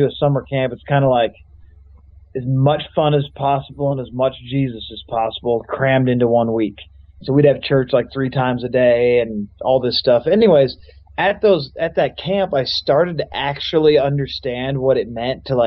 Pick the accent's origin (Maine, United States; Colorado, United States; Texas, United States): Colorado, United States; I grew up in Colorado